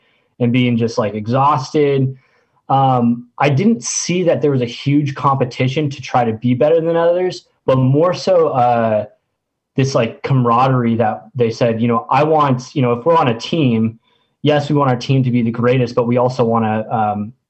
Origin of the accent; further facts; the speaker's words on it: Orange County, California, United States; I grew up in Orange County, so my A school was actually in Point Loma, San Diego.